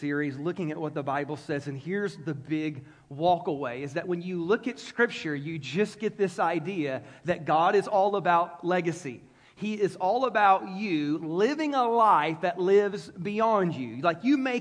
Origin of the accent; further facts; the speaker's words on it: United States; as an American